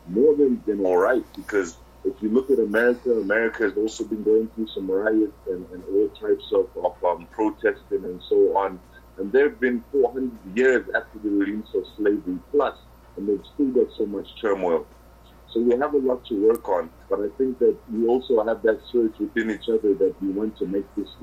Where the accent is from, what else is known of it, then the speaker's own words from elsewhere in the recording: Zimbabwe; now in South Africa; I was born in Zimbabwe